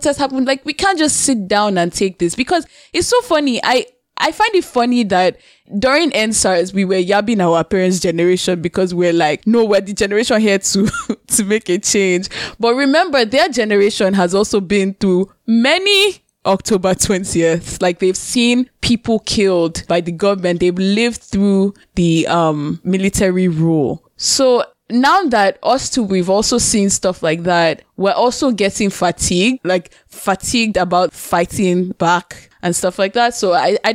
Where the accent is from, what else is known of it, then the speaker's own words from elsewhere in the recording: Nigeria; now in Canada; I'm not in Nigeria, but I'm a Nigerian. And the truth is, we're here in Canada, but Canada isn't really mine